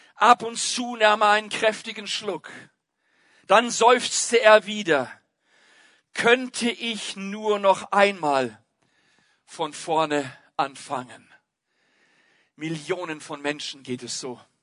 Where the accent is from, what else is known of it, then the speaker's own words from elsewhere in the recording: Germany; bei uns in Deutschland, da ist Fußball immer noch König